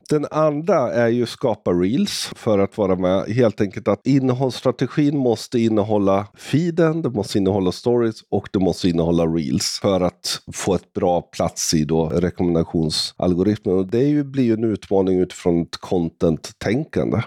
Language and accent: Swedish; Sweden; Jag är svensk, jag är 50 år